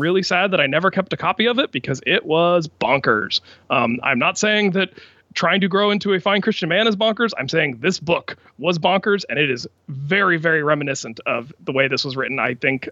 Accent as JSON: {"language": "English", "town": "Washington", "region": "District of Columbia", "country": "United States", "tie": "born or raised there", "said": "my hometown of Washington, D C"}